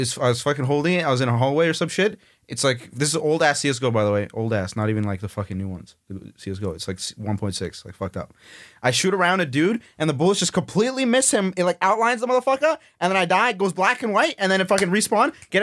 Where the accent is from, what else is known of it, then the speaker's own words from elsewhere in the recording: Winnipeg, Manitoba, Canada; I'm from Winnipeg, Manitoba.